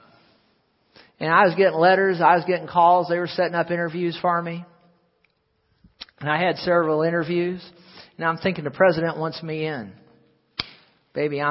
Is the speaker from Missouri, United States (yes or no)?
yes; St. Louis, Missouri, United States; I was born in Deaconess Hospital, actually, in St. Louis, but lived back here all my life till I got married